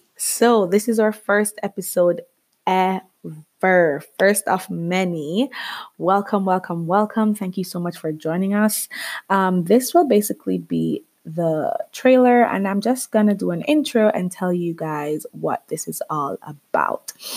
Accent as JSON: {"language": "English", "country": "Jamaica", "tie": "born or raised there", "moved": "as an adult", "lives_now": "Canada", "said": "I am Jamaican. yes, I am Caribbean. Um, I grew up there for 21 years of my life before I moved to Canada"}